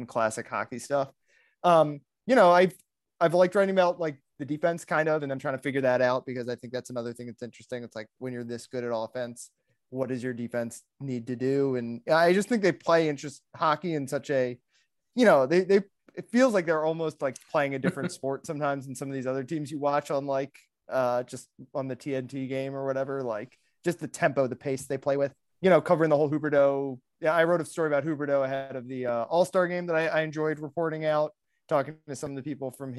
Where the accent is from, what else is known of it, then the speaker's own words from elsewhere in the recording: Maryland, United States; now in South Florida, United States; I'm from Maryland. It's like sort of the Northeast